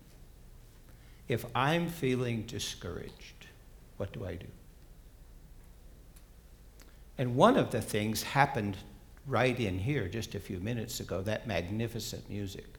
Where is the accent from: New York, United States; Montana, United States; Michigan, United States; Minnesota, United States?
Montana, United States; Bozeman; moved away; And I grew up in Bozeman, Montana